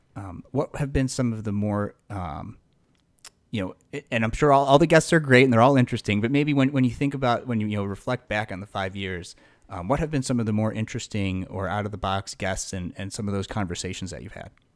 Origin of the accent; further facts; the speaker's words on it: Buffalo Grove, Illinois, United States; I grew up in Buffalo Grove